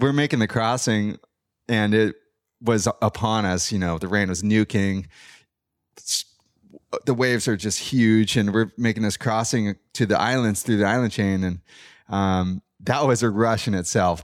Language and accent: English; San Clemente, California, United States; growing up in San Clemente